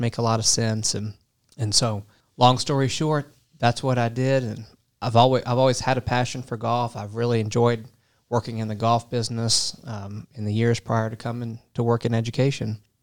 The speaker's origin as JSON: {"language": "English", "town": "Portsmouth", "region": "Virginia", "country": "United States", "tie": "born or raised there", "also_born_or_lived": "North Carolina / Kentucky", "moved": "as an adult", "said": "I am originally from a town called Portsmouth, Virginia."}